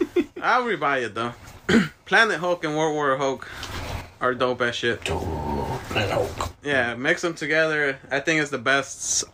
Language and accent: English; United States; I'm American.